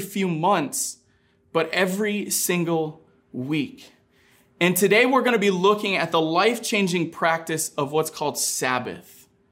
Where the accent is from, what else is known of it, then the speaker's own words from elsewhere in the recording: Maine, United States; Growing up in Maine